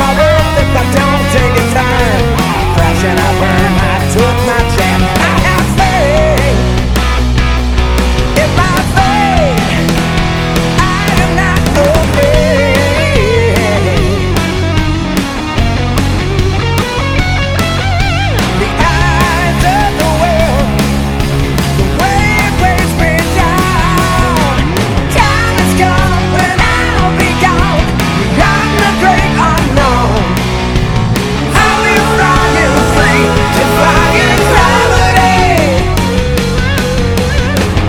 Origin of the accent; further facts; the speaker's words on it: San Francisco, California, United States; So play in my hometown.